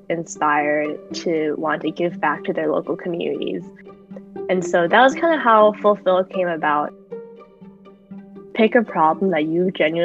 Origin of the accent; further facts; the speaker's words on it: Southern California, United States; moved away as an adult; also born or lived in Philadelphia; I'm from Southern California, grew up there my whole life.